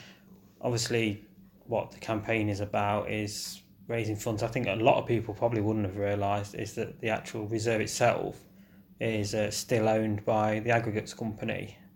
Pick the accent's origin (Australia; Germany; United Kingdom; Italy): United Kingdom; Nottinghamshire, East Midlands; as someone that's grown up that side of Nottinghamshire